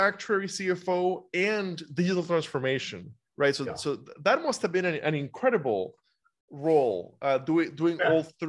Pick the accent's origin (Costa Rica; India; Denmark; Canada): Costa Rica; moved away as an adult; now in United States; I grew up in Costa Rica. I came to the US when I was 19. I've been here my entire career.